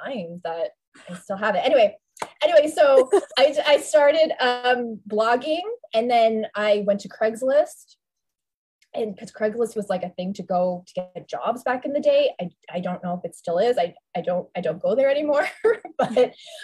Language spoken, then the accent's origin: English; Toronto, Ontario, Canada; moved away; also born or lived in New York; So I'm from Toronto originally.